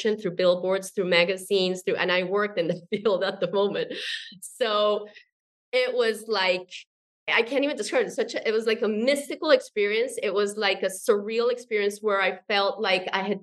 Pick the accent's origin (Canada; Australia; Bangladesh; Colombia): Colombia; I'm from Colombia, South America